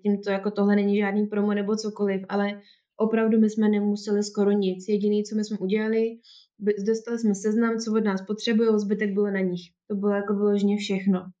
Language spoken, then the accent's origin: Czech; Czechia; moved away as an adult; also born or lived in England; u nás, v České republice